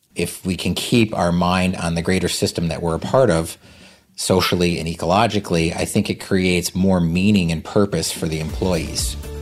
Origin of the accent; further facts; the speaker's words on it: Vermont, United States; I'm from Vermont